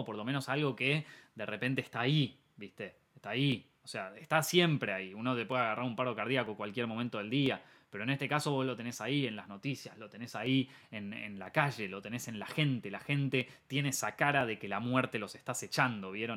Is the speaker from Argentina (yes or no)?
yes; Argentina; Argentina, el país donde yo nací, el país en donde estoy viviendo actualmente